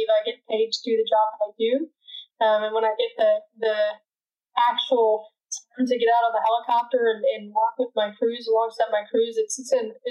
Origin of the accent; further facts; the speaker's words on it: South Carolina, United States; I grew up in South Carolina, did all of my training for medical school and residency there in South Carolina